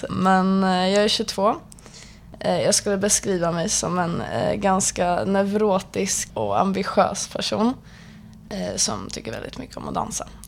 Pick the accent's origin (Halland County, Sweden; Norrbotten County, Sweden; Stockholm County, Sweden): Stockholm County, Sweden; Stockholm; born or raised there